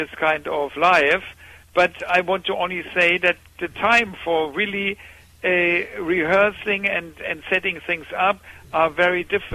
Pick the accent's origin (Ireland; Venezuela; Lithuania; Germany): Germany; we are coming from Germany